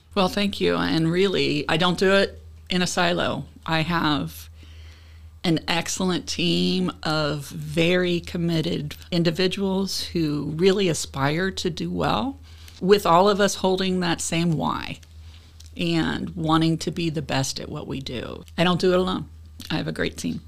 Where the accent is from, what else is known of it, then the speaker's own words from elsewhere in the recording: Cincinnati, Ohio, United States; I'm from Cincinnati.